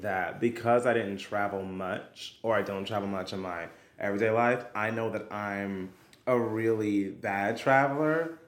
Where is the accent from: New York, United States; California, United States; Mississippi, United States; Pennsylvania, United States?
New York, United States; New York City; I am a singer, actor, dancer who was born and raised in Brooklyn, New York